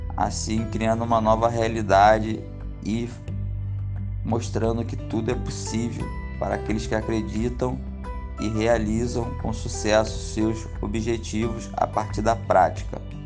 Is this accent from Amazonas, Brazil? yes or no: no; Rio de Janeiro, Brazil; Sou nascido e criado no Rio de Janeiro